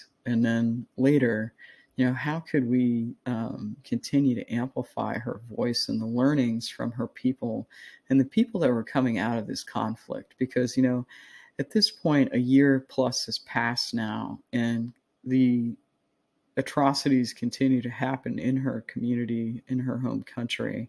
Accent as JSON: {"language": "English", "country": "United States", "said": "I'm an American"}